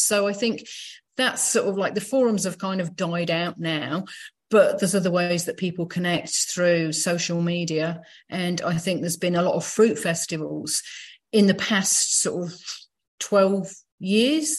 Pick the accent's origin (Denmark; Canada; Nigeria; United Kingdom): United Kingdom; Leicester, East Midlands; moved away; I was back in my hometown of Leicester in the UK